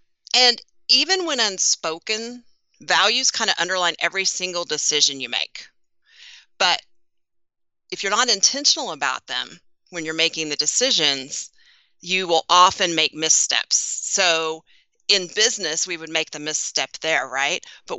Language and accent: English; Texas, United States; I feel like I should say howdy, Fire Nation, because I'm from Texas.